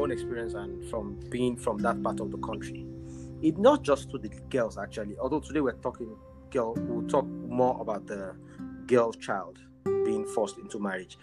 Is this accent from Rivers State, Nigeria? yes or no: no; Maiduguri, Borno, Nigeria; I'm from Northern Nigeria, Northeast to be precise, Maiduguri. I'm Shua Arab by tribe